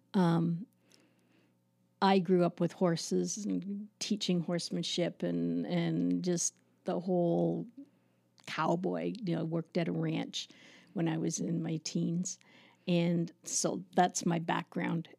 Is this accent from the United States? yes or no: no; Toronto, Ontario, Canada; also born or lived in Markham, Ontario; now in Listowel, Canada; I grew up in Agincourt, which is a suburb of Toronto